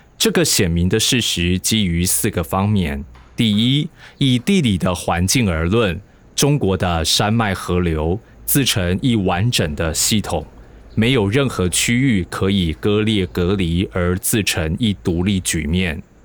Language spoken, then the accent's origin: Chinese; Taiwan; 我是一九八三年出生的，民国八十七年我升上高中